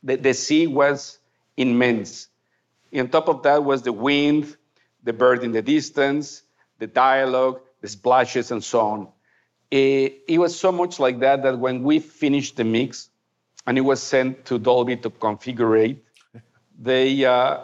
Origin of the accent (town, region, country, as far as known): Mexico; first language Spanish; English is a second language